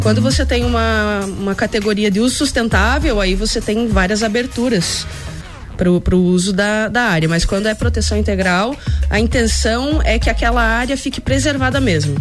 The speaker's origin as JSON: {"language": "Portuguese", "town": "Anita Garibaldi", "region": "Santa Catarina", "country": "Brazil", "tie": "born or raised there", "moved": "as an adult", "lives_now": "Lages, Brazil", "said": "eu sou anitense, sou natural de Anitta Garibaldi, aqui pertinho de Lages"}